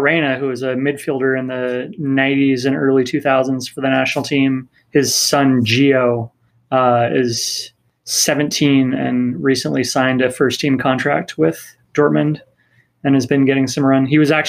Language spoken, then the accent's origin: English; Northwest, United States; now in Minnesota, United States; Because I grew up in the Northwest and decided to move to Minnesota